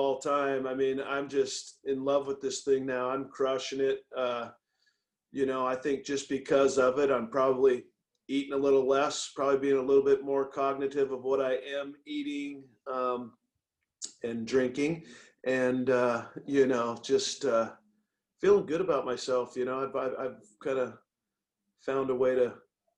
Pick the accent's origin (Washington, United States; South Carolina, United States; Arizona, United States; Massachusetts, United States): Washington, United States; Tacoma; moved away; I was from Tacoma. I went to a junior college outside of the city